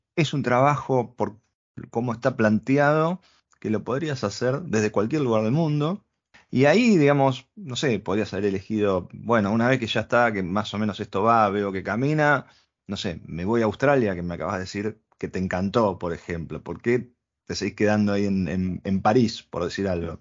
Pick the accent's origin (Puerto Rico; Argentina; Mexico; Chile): Argentina; Nosotros venimos de Argentina